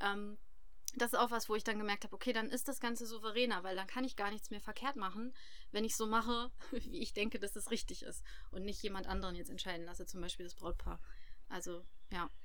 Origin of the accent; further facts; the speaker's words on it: Harz, Germany; moved away as an adult; also born or lived in Hildesheim; dass das unsere Heimat ist, der Harz